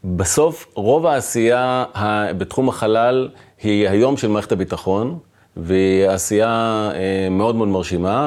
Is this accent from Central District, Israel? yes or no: no; Dimona, Southern District, Israel; גדלתי ב, בעיר דימונה